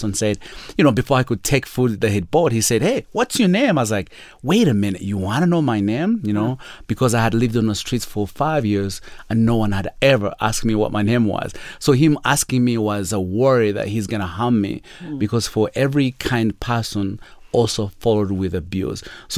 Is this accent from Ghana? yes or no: no; Uganda; born there; So I was born in Uganda, in a world where it's hard to explain to most of our listeners.